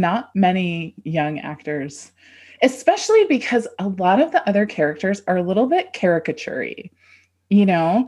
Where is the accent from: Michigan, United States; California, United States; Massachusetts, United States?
California, United States; Southern; we're from Southern California